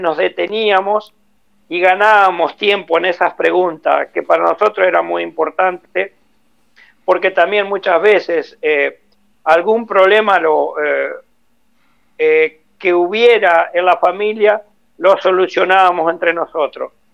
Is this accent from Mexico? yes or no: no; Nogoyá, Entre Ríos, Argentina; moved away; Yo soy de Nogoyá, Entre Ríos